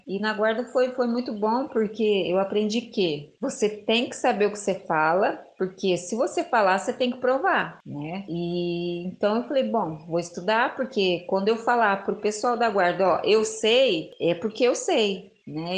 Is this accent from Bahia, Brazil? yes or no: no; Osasco, São Paulo, Brazil; eu nasci em Osasco, é numa favela, hoje é chamada de comunidade, é bem carente, né, no barraquinho que era meio metade lona, metade madeira, o chão com terra batida, é, mas eu era feliz lá.